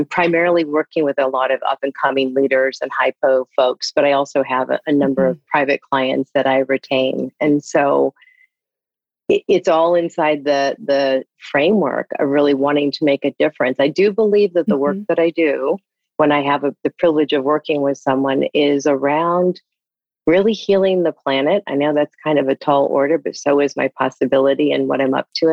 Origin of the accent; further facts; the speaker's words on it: Ithaca, New York, United States; also born or lived in Indiana; now in California, United States; I grew up in upstate New York. I was born in Indiana.